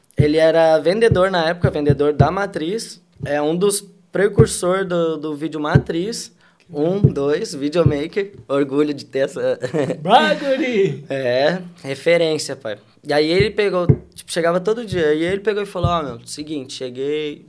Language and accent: Portuguese; Porto Alegre, Rio Grande do Sul, Brazil; moved away as an adult; also born or lived in Alvorada; now in Europe; E sou de Porto Alegre, Rio Grande do Sul.